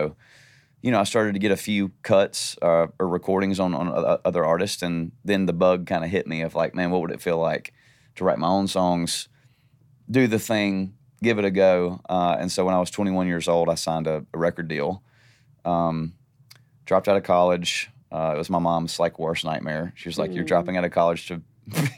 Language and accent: English; Nashville, Tennessee, United States; also born or lived in Valdosta, Georgia; we moved to Nashville when I was like 18 months old. I was born in Valdosta, Georgia